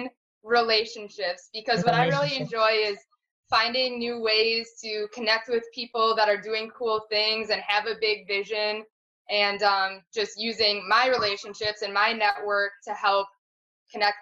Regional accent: Green Bay, Wisconsin, United States; I'm originally from Green Bay. My husband Matt and I are both from Green Bay, Wisconsin.

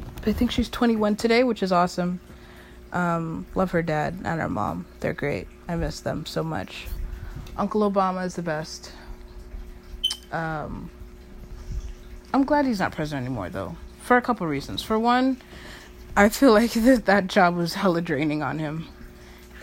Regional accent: United States; living in America and being born an American

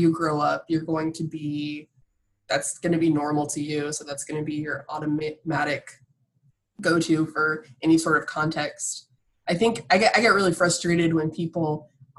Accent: New Smyrna Beach, Florida, United States; now in Washington, D.C., United States; I grew up in the shark bite capital of the world, New Smyrna Beach

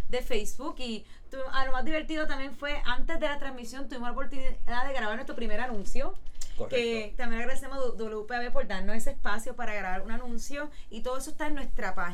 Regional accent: New York, United States; born there; como yo nací en Nueva York y yo voy todos los años a Nueva

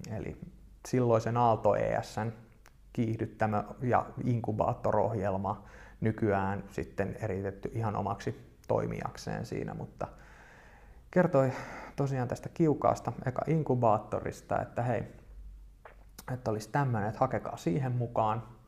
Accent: Espoo, Uusimaa, Finland; tuun Espoosta yrittäjäperheestä

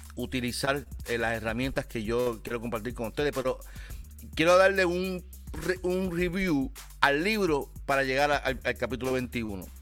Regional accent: Carolina, Puerto Rico; soy de Carolina

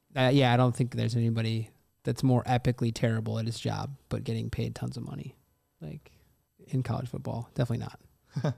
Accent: Michigan, United States; I'm from Michigan

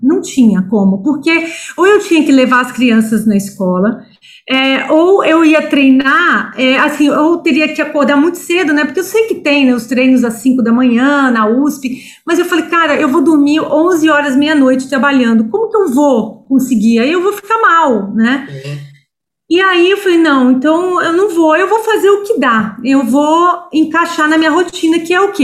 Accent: Espírito Santo, Brazil; moved away as an adult; now in São Paulo, Brazil; eu sou capixaba, né? A, a, a, minha família toda mora lá, né? Pai, mãe, irmãos. Mas eu já estou em São Paulo há 25 anos.

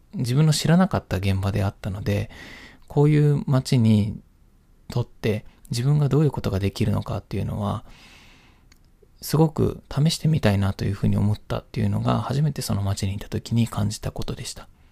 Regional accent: Kyoto, Japan; moved away as an adult; also born or lived in Ichikawamisato, Yamanashi; 私は、まあ、京都で生まれ育ち、親も京都出身ということもあって

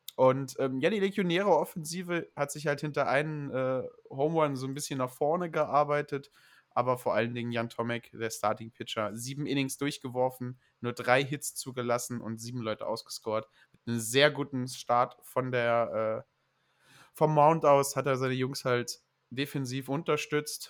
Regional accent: Saarland, Germany; accent: Saarländisch; ich halte mich halt an, meine saarländisch, an mein saarländisches Erbe

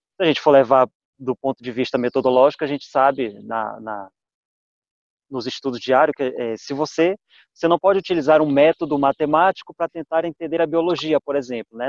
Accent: Pará, Brazil; moved away; eu sou do estado do Pará e estou aí mais ou menos uns poucos quilômetros de distância.

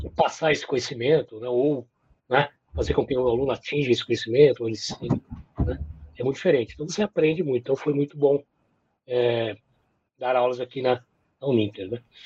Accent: São Paulo, Brazil; moved away as an adult; now in Curitiba, Brazil; Sou paulistano, nasci em 1963, né? Já faz aí né? quase na metade do século passado. Vivi em São Paulo até 2006

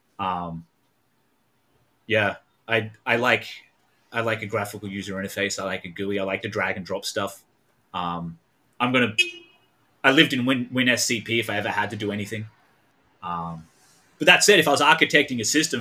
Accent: Australia; moved away as an adult; also born or lived in Melbourne, Australia; now in United States; I am Australian. I live in America now

